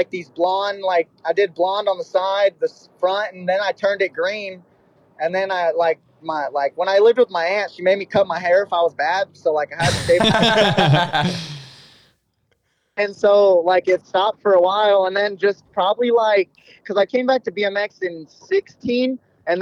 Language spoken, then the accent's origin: English; Santa Clarita, California, United States; moved away; also born or lived in Texas; I grew up in a place called Santa Clarita